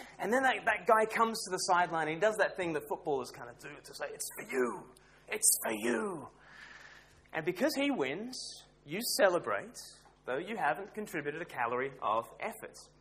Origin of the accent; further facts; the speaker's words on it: Australia; moved away as an adult; now in United Kingdom; I grew up in Australia